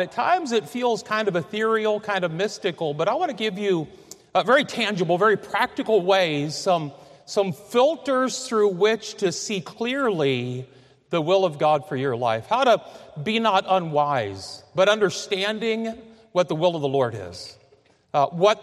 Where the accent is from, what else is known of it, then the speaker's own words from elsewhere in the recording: Fort Madison, Iowa, United States; I grew up in Fort Madison, Iowa, on the Mississippi River, 20 miles south of Burlington